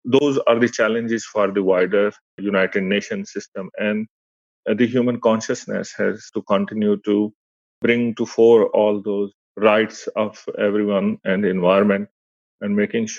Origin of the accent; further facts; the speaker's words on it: Pakistan; moved away; I come from Pakistan